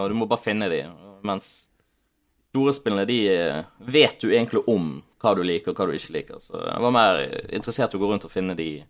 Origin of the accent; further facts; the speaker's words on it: Germany; now in Norway; Jeg er jo fra Tyskland òg, eh, så vi, hver sommer så reiste vi til Tyskland.